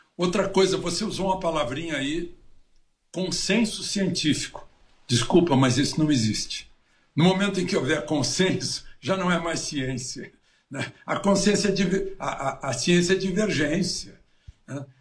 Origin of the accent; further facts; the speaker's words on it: Cachoeira do Sul, Rio Grande do Sul, Brazil; moved away; lá na minha cidade, em Cachoeira